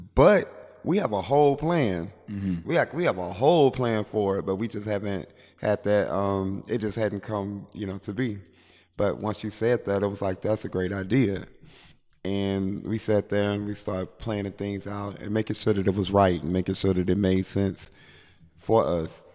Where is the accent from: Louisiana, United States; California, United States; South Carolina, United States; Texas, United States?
Louisiana, United States; Shreveport; I'm from Shreveport, Louisiana